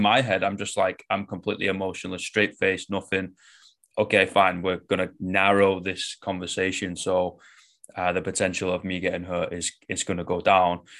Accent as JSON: {"language": "English", "town": "Manchester", "region": "North West England", "country": "United Kingdom", "said": "I'm from Manchester, like, northwest of England."}